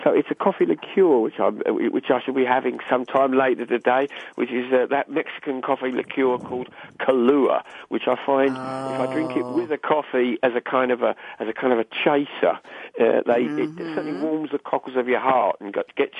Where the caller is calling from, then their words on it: Newcastle upon Tyne, North East England, United Kingdom; I'm calling you from Newcastle in the north of England, some 300 miles north of London.